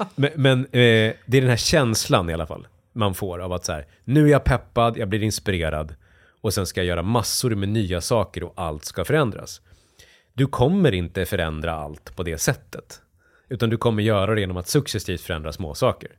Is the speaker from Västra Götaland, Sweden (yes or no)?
no; near Borlänge, Dalarna County, Sweden; jag växte upp i hockeyomklädningsrum i, i, liksom, i Dalarna och eh, kom från industristad utanför, utanför Bålänge växte jag upp